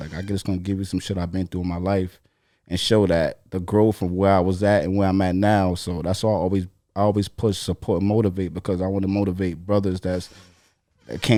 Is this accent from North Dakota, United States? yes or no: no; New York City, New York, United States; also born or lived in Far Rockaway, Queens; I lived in the South Side for a lot of my life coming up when I was younger. So I was in the South a lot, you know what I'm saying? And when I got older, I moved to the Rock